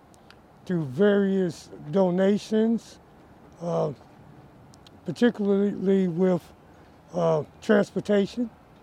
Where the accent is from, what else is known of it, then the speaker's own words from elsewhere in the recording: Chicago, Illinois, United States; moved away; I'm originally from Chicago, Illinois.